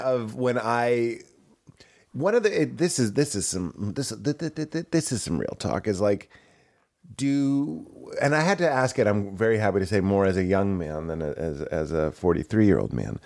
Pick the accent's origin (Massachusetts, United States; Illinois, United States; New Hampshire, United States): Massachusetts, United States; Lexington; I'm from Lexington, Massachusetts